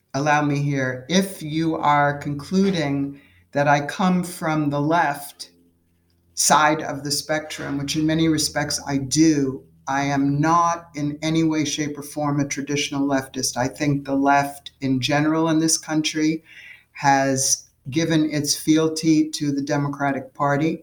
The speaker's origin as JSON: {"language": "English", "town": "New York City", "region": "New York", "country": "United States", "tie": "born or raised there", "said": "I grew up in New York City"}